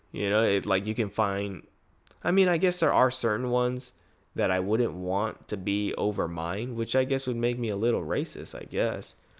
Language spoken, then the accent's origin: English; United States; I grew up in America rather than the Philippines